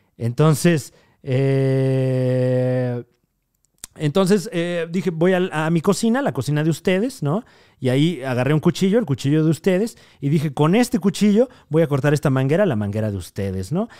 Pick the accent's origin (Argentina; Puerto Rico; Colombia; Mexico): Mexico